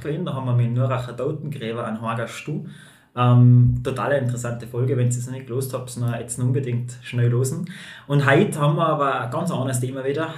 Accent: Tyrol, Austria; accent: Tiroler Dialekt; ich rede genauso meinen Tiroler Dialekt

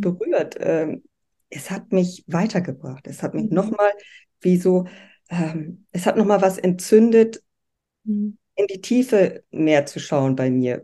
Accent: Bremervörde, Lower Saxony, Germany; moved away as an adult; also born or lived in Southern Germany; Ich lebe in Bremerförde, das ist meine Heimatstadt

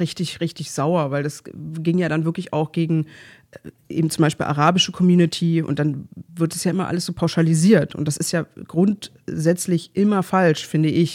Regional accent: Berlin, Germany; ich komme halt aus Pankow

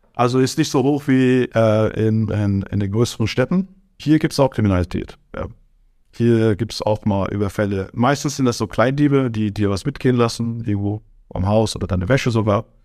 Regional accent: Germany; moved away as an adult; also born or lived in Switzerland / Aargau / Turkey (ancestry); now in Brazil; in meinem ganzen Leben Deutschland geboren, aufgewachsen

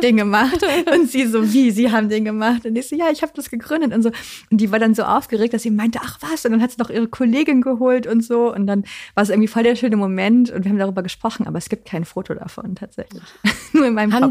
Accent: Cologne, North Rhine-Westphalia, Germany; moved away as an adult; now in Hamburg, Germany; ich komme ja aus Köln eigentlich, aber ich bin jetzt seit über zehn Jahren hier

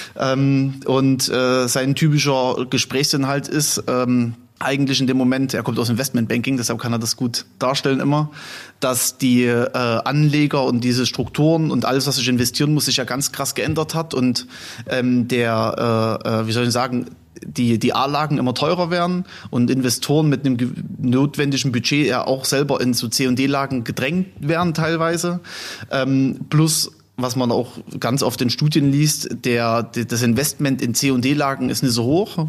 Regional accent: Chemnitz, Saxony, Germany; moved away as an adult; now in Gera, Germany; Ich komme ursprünglich aus Chemnitz

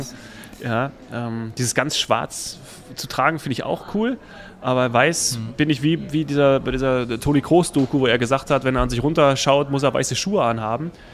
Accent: Hesse, Germany; als Hesse

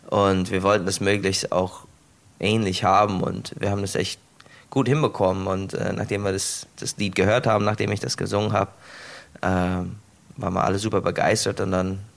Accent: United States; Ähm, ich komme aus den USA, ich habe mein ganzes Leben lang Steak und, und Kartoffeln gegessen.

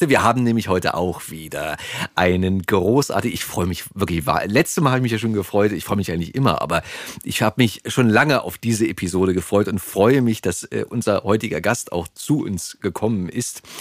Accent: Berlin, Germany; also born or lived in Switzerland; geboren bin ich in Charlottenburg.

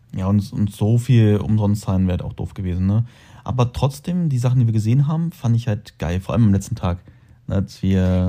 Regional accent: Braunschweig, Lower Saxony, Germany; moved away as an adult; also born or lived in Salzgitter; now in Dubai, United Arab Emirates; Ich bin aus Braunschweig dann irgendwann nach Salzgitter gezogen

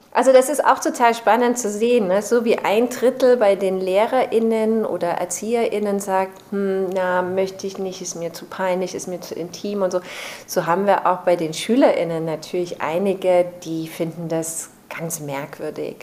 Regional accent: Chemnitz, Saxony, Germany; moved away; also born or lived in Berlin; in meiner Heimatstadt Chemnitz

